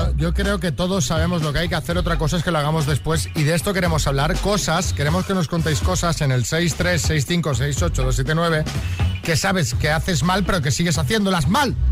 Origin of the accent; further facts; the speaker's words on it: Spain; Así somos los españoles